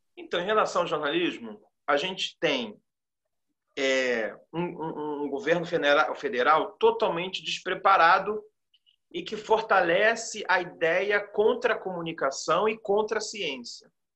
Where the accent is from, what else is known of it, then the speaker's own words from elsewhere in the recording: Rio de Janeiro, Brazil; sou nascido e criado aqui no Morro da Providência.